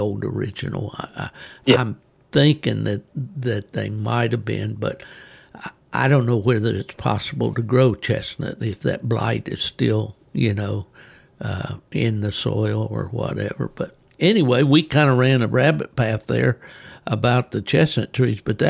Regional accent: West Virginia, United States; moved away; Typical of what I grew up with up in West Virginia

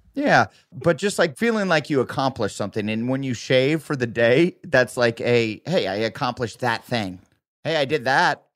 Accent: the Midwest, Iowa, United States; I grew up in the Midwest

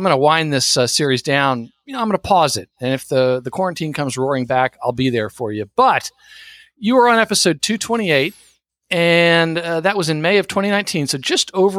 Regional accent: Texas, United States; moved away; I did a lot of growing up in Texas

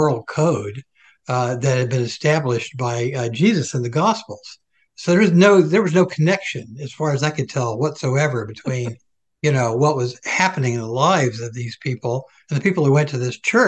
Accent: Atlanta, Georgia, United States; I was raised down south in Protestant tradition

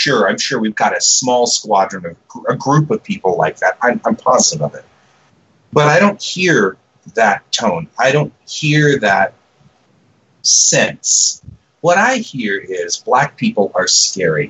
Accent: the South, United States; I'm a Southerner. I come from the South.

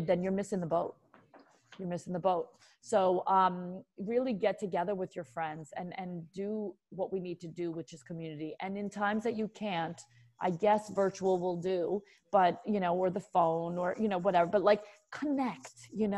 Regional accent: New York City, New York, United States; I'm a New Yorker

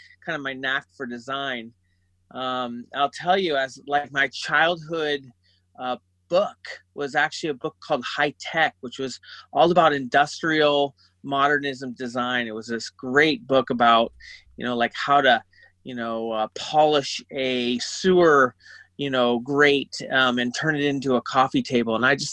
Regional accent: San Francisco, California, United States; I grew up in San Francisco for the most part.

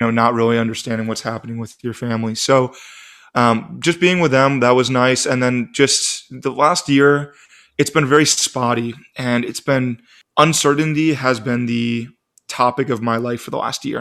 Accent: Eden Prairie, Minnesota, United States; moved away as an adult; also born or lived in Grand Forks, North Dakota; now in Phoenix, United States; I'm originally from, uh, Doug's Neck of the Woods of Minneapolis.

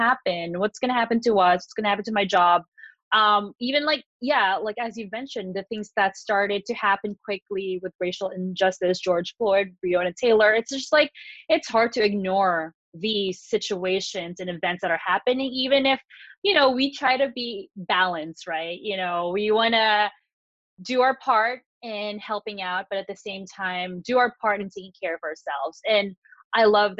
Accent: Philippines; moved away; growing up in the Philippines

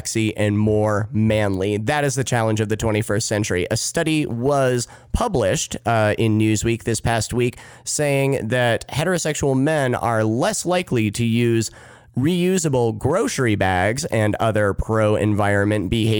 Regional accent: Midwest, United States; I'm from the Midwest

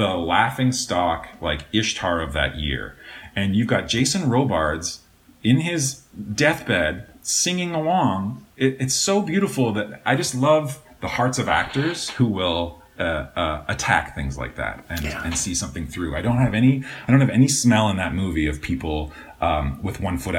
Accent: Canada; moved away as an adult; now in Los Angeles, United States; as a kid growing up in Canada

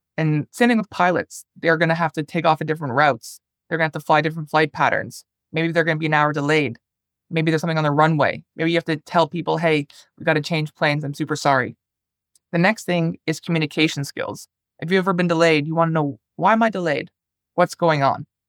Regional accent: Toronto, Ontario, Canada; also born or lived in northern Finland; now in Finland; I'm originally from Toronto, Canada

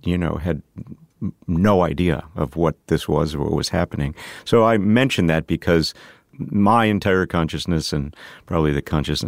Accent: Tonawanda, New York, United States; So I grew up in Western New York near Buffalo, a place called Tonawanda.

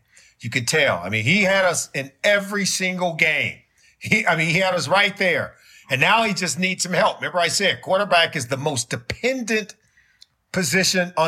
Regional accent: Los Angeles, California, United States; now in Cincinnati, United States; I grew up in Los Angeles

